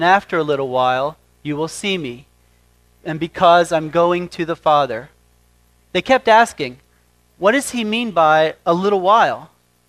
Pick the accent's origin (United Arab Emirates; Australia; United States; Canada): United States; York, Pennsylvania; moved away; also born or lived in Texas; I'm from York, Pennsylvania